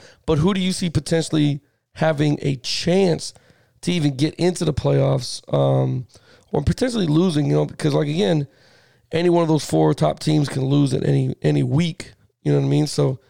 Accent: Miami, Florida, United States; born or raised there

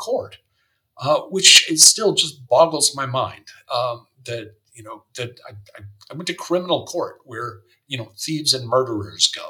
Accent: United States; moved away as an adult; also born or lived in San Francisco / New York; now in Germany; being an American and having grown up in the United States

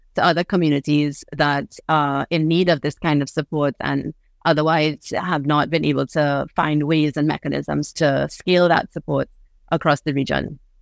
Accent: Trinidad & Tobago; also born or lived in New York; I was born in New York, but I grew up on a, on this island in Trinidad.

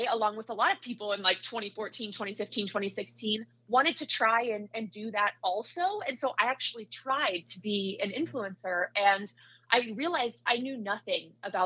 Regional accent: Iowa, United States; moved away as an adult; also born or lived in Salt Lake City, Utah; now in Chicago, United States; I grew up in Iowa, so I went to Iowa State for my undergrad.

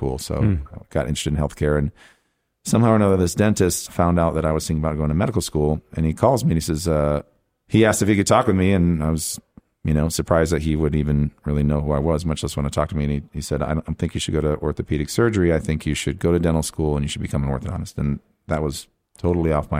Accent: Lake Orion, Michigan, United States; I grew up in Lake Orion, Michigan. I went to school there, K through 12

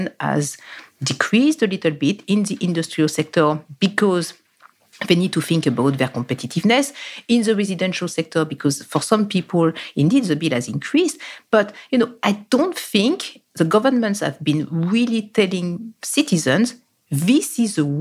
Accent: France; my home country, France

